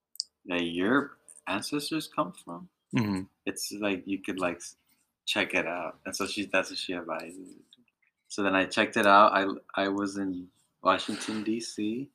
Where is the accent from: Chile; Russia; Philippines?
Philippines; I'm …, I'm Filipino.